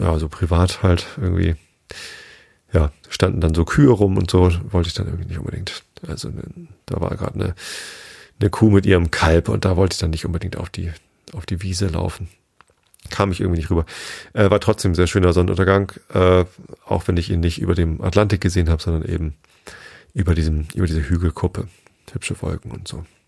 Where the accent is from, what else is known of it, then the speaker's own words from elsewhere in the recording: Germany; bei uns in Deutschland